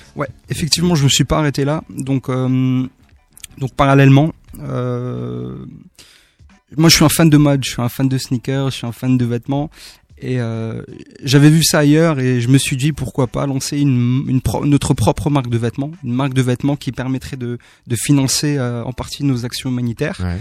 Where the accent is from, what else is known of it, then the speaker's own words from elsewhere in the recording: Haguenau, Grand Est, France; le centre socio-culturel de, mon quartier, donc de là où je viens, de Waguenau